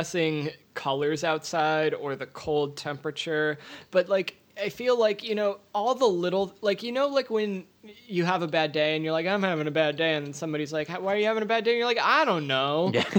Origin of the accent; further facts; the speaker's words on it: Indiana, United States; born or raised there; also born or lived in Maui, Hawaii